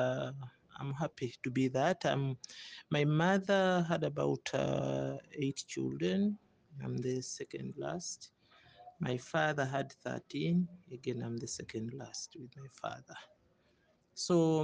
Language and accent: English; Masaka, Bukomansimbi, Central Region, Uganda; I come from Masaka, Bukoma, Simbi